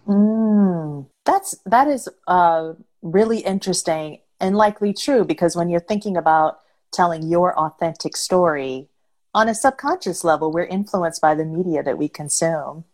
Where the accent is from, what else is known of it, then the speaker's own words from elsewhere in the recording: Detroit, Michigan, United States; now in Los Angeles, United States; my hometown, Detroit